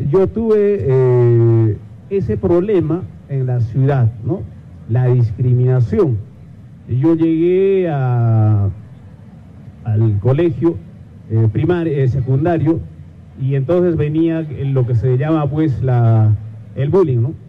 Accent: Pfocochala, Chumbivilcas, Cusco, Peru; first language Quechua; Spanish is a second language; now in Arequipa, Peru; vengo de, una de un anexo que se llama Focochala

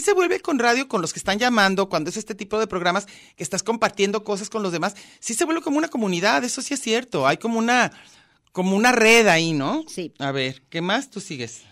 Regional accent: Yucatán, Mexico; Yo soy yucateca

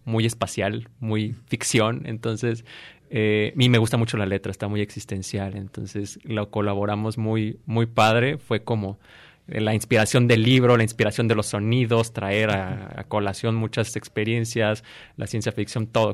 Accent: Morelia, Michoacán, Mexico; yo soy originario de Morelia

